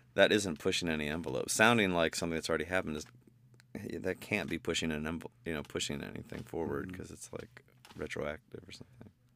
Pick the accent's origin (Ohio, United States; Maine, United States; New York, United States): Ohio, United States; Bowling Green; I'm from Bowling Green, Ohio